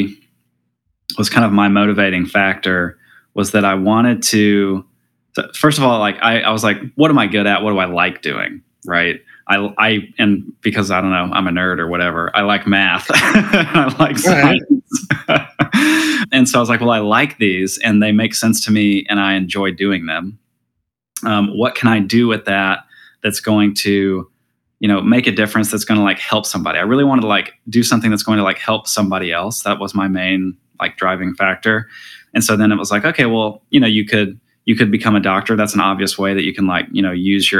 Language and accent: English; Alabama, United States; moved away as an adult; also born or lived in New Orleans, Louisiana; now in California, United States; born in Alabama, grew up in Alabama